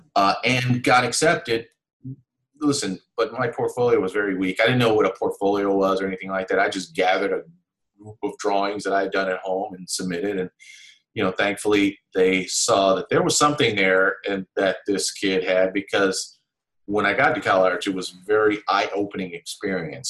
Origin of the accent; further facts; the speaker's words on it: Los Angeles, California, United States; I'm from South Central Los Angeles.